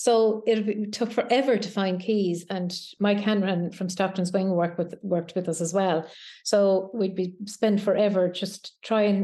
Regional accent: Keshcarrigan, Connacht, Ireland; the village that I grew up in County Leitrim, a place called Keshcarrig.

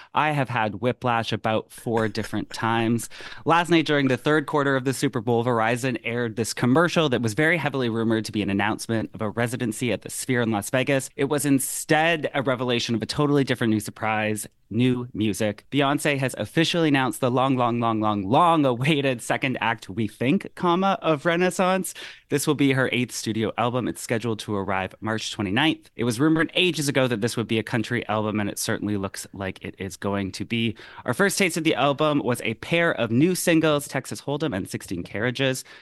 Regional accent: Canada; as the Canadian on the call

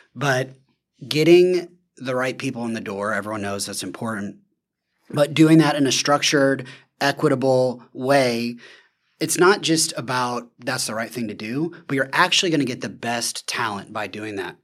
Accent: the South, United States; I'm from the South

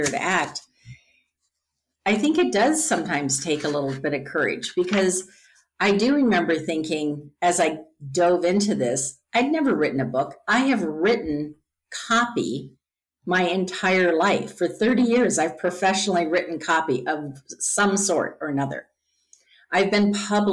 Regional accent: Midwest, United States; growing up in the Midwest

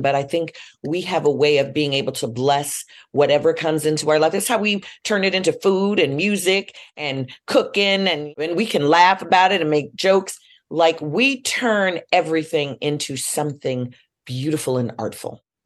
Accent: Chicago, Illinois, United States; I'm from Chicago. We're steppers

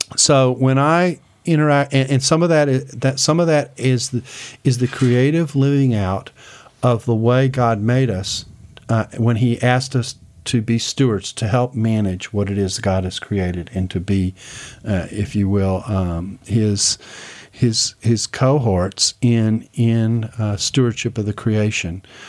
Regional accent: Houston, Texas, United States; moved away; I grew up in Houston.

